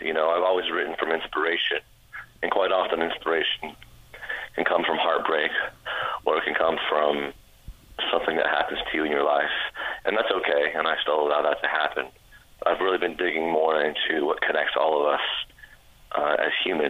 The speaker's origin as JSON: {"language": "English", "town": "Orlando", "region": "Florida", "country": "United States", "also_born_or_lived": "DeLand, Florida", "said": "I'm from Orlando, Florida. I've been in Central Florida for about 20 years now"}